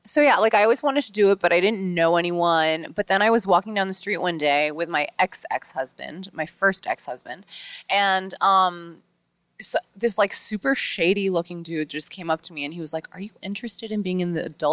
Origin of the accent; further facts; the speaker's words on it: New York City, New York, United States; I grew up in New York City and I didn't know anyone in porn. Like it simply does not exist out here.